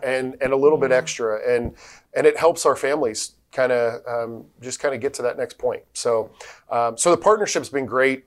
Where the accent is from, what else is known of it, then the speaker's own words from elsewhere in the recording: Tampa, Florida, United States; also born or lived in New Jersey; I, was born in New Jersey, but we moved here when I was a little kid. So I consider myself from Tampa, you know, um, yeah. or the Tampa Bay area. Uh, I grew up on the Hillsborough side